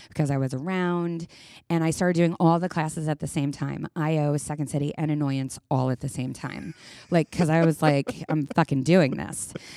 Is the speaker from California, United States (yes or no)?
no; New York, United States; being a New Yorker and being our personality type